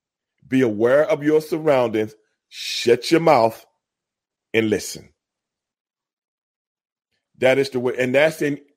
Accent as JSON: {"language": "English", "town": "Houston", "region": "Texas", "country": "United States", "tie": "born or raised there", "accent": "African-American vernacular", "said": "my African-American vernacular growing up in Southeast Houston"}